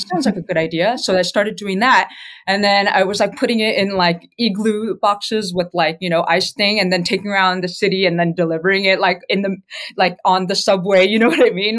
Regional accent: California, United States; moved away; also born or lived in New York City; I'm actually originally from California

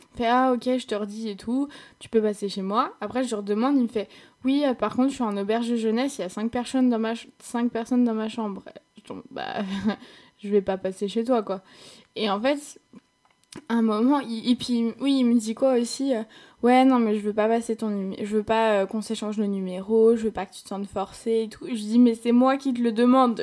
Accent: France; accent: French; en tant que petite française là-bas, forcément, j'avais un peu de succès parce que les Allemands, ils adorent l'accent euh, l'accent français

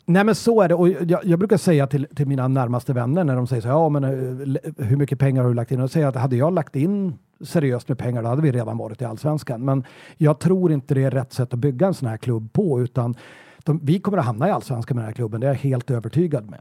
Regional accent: Sweden; som svensk

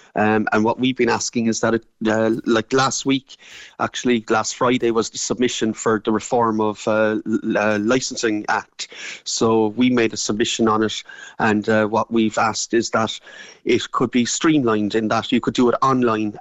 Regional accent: Ireland; we're Irish

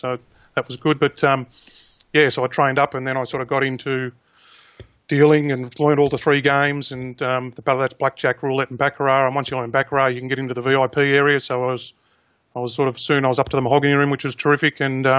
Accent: Caulfield, Victoria, Australia; there's a lot of racing people around that club and born and bred in Caulfield.

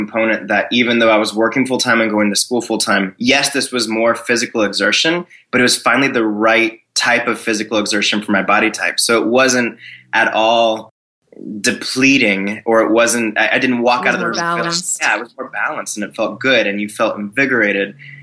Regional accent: Florida, United States; I grew up in Florida

